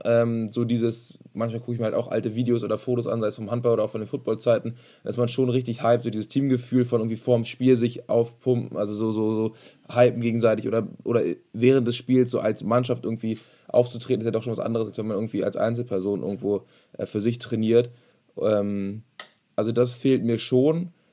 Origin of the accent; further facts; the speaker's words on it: Germany; also born or lived in Berlin; bei uns in Deutschland